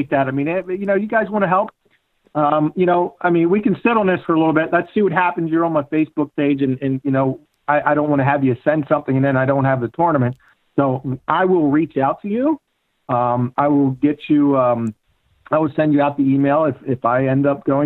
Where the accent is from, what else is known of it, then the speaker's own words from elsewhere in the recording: Baltimore, Maryland, United States; I put Baltimore on the map with bowling, with my career